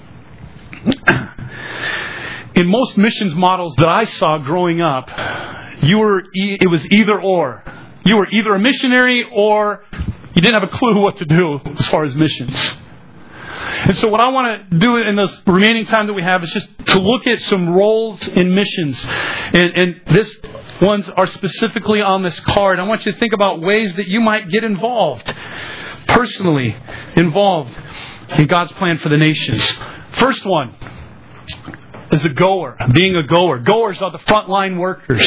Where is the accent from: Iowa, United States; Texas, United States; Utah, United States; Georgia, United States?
Iowa, United States; Des Moines; moved away as an adult; also born or lived in Asia; I grew up on the south side of Des Moines.